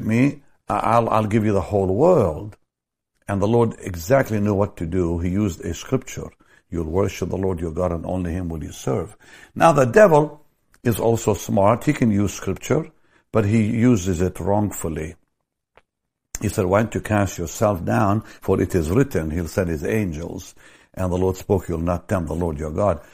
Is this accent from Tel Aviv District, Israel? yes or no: yes; Jaffa, Tel Aviv District, Israel; in my hometown, Jaffa, a block away from where I was born